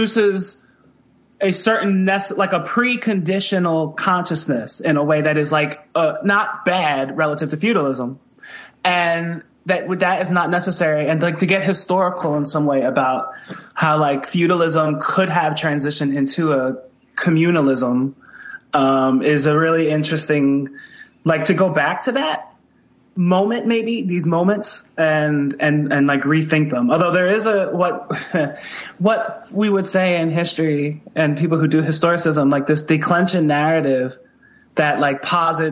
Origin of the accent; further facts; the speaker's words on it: Philadelphia, Pennsylvania, United States; accent: Philly; my like Philly accent